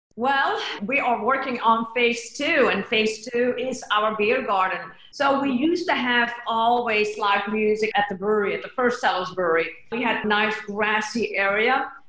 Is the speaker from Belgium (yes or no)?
yes; Belgium; now in Austin, United States; we come all the way from Belgium